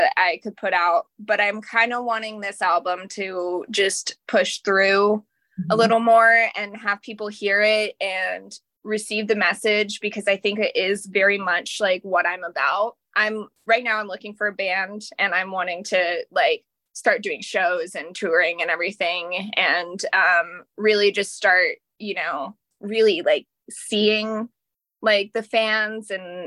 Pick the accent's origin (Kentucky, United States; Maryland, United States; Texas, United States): Texas, United States; Austin; I'm from Austin, Texas